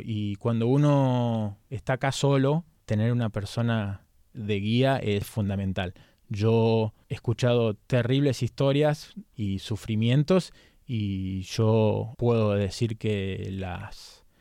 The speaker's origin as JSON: {"language": "Spanish", "country": "Argentina", "moved": "as an adult", "lives_now": "United States", "said": "como un argentino"}